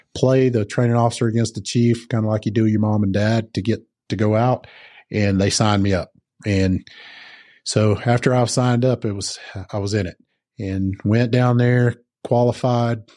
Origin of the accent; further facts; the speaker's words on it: the South, United States; moved away as an adult; also born or lived in Georgia; now in Colorado, United States; I come from the South